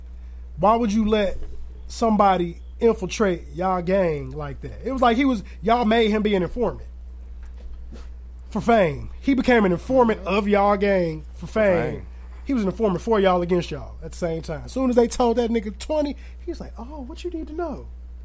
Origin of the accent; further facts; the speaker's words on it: Aurora, United States; born there; I was born on March 2nd, 1989 in Mercy Hospital.